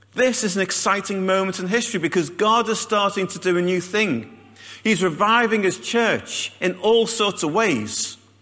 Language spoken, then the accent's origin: English; Liverpool, North West England, United Kingdom; moved away; I come from Liverpool